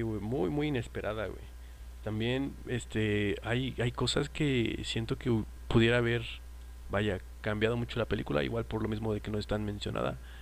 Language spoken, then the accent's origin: Spanish; Mexico; uno como es mexicano